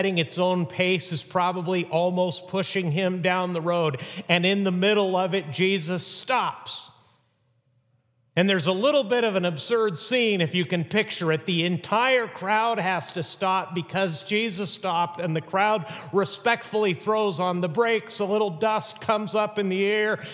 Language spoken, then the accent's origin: English; Mexico; moved away; where I grew up in Mexico